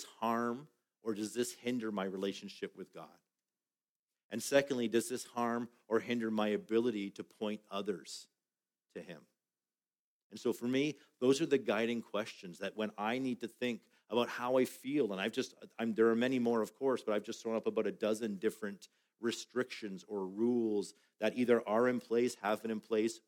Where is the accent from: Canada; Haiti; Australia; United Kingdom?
Canada